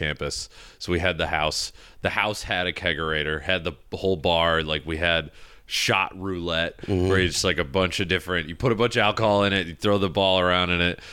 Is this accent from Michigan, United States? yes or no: yes; Michigan, United States; growing up in Michigan, I went to Michigan Tech for school